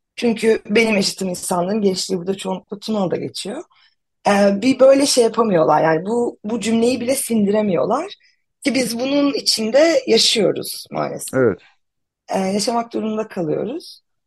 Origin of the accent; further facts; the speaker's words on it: Antakya, Hatay, Turkey; moved away as an adult; now in Ankara, Turkey; ben şey 89 yılında Antakya'da doğdum. E, üniversite için şehirden yarım göç edene kadar e, hep Antakya merkezde yaşadım